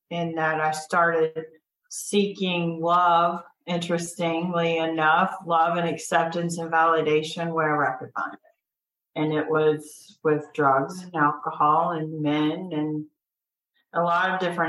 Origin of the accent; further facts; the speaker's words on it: Cartersville, Georgia, United States; Growing up in Cartersville